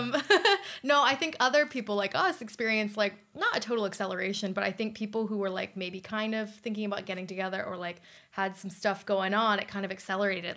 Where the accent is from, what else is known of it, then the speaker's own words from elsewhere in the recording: United States; now in China; I am from the United States